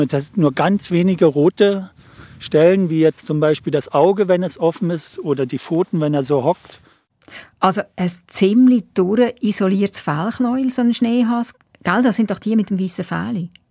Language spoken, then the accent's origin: German; Baden, Aargau, Switzerland; moved away; die Stadt Baden, meine alte Heimat, ein Stück Limmat abwärts von Zürich